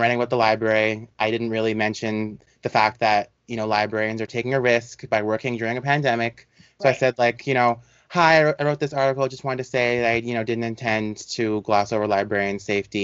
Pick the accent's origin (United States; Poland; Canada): Canada; I'm not American. I'm Canadian.